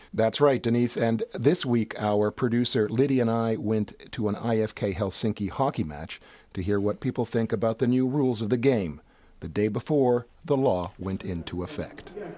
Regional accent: United States; moved away as an adult; now in Finland; In the States, where I grew up

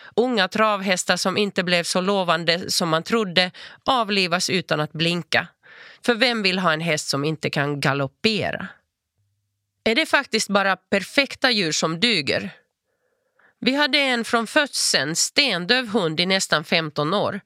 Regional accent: Turku, Southwest Finland, Finland; first language Finnish; Swedish is a second language; moved away as an adult; also born or lived in Espoo / Lund; now in Malmö, Sweden; Jag föddes i Esbo och växte upp i Åbo av finska föräldrar med hemspråket finska

